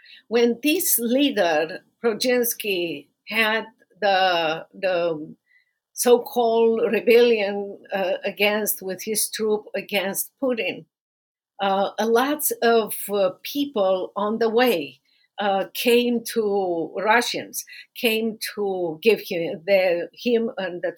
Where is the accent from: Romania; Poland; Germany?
Romania; now in United States; going back to Romania